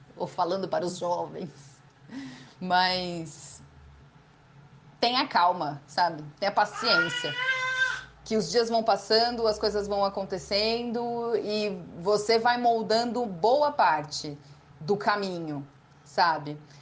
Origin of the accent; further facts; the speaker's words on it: São Paulo, Brazil; moved away as an adult; now in São Carlos, Brazil; eu não sou daqui, né? Eu sou de São Paulo, eu me mudei para cá em 2007, quando eu entrei na Letras